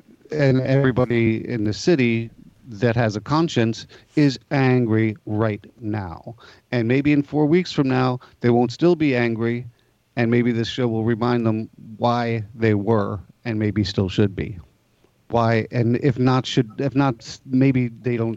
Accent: New York City, New York, United States; I was born in Greenwich Village in 1965.

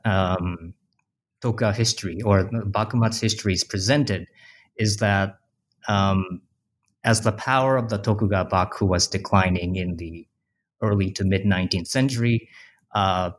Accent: Japan; I grew up in Japan in the 90s.

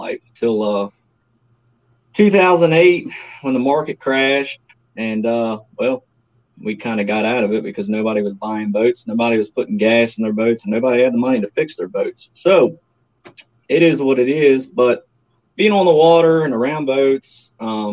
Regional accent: Virginia, United States; I'm a Virginia boy, probably more so formally known as a James River guy, as a lot of people call it. I've lived here all my life.

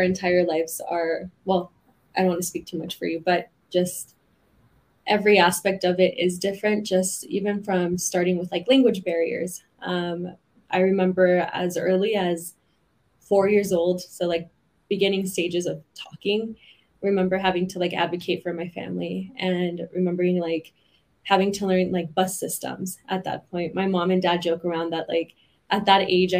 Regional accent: Oakland, California, United States; moved away as an adult; also born or lived in Mexico; now in Utah, United States; say I was born in Mexico, but raised in Oakland

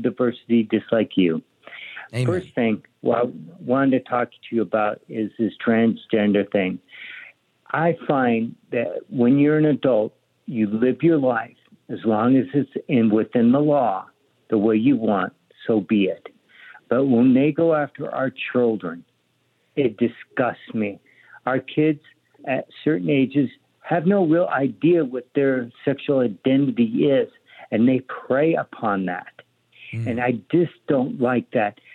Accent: Colorado, United States; now in Sedona, United States; I grew up with people from Mexico, where I grew up in Colorado

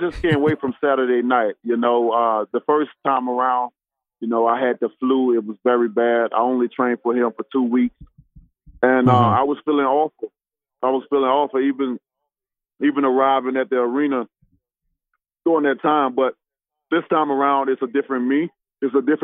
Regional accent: United States; as an American

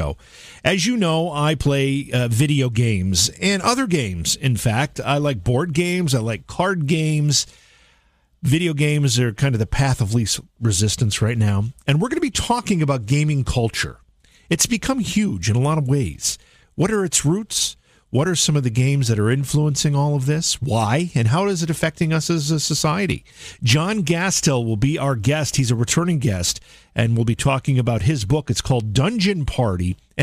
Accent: Oneonta, New York, United States; now in Cooperstown, United States; my hometown of Oneonta, New York, which is about 30 miles from where I live now in Cooperstown, New York

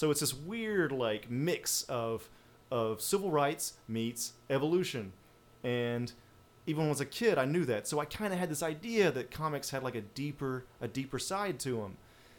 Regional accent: the South, United States; I'm from the South, and people don't want to talk about evolution a lot.

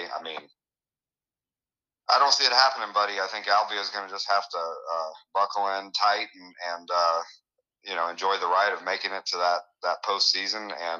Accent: Illinois, United States; now in Iowa, United States; growing up in Illinois

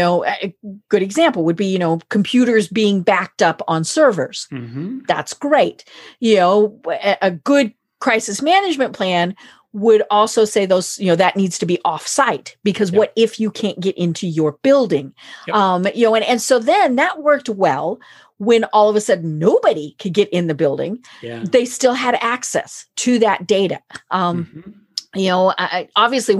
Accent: Colorado, United States; I'm from Colorado

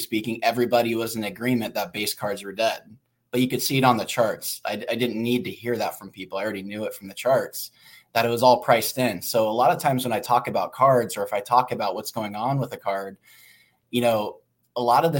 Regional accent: Oregon, United States; I grew up in Oregon

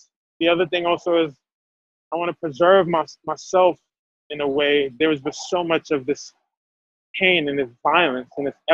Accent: Haiti; English is a second language; now in United States; I'm from Haiti, I'm from a Black country

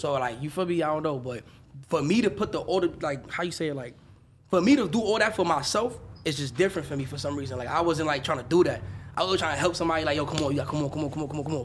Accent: New York City, New York, United States; also born or lived in Dominican Republic / Atlanta; I'm from the Bronx, New York

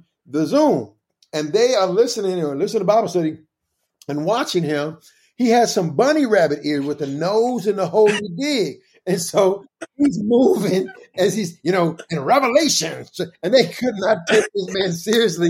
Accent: Kansas City, United States; the church where I grew up at in Kansas City

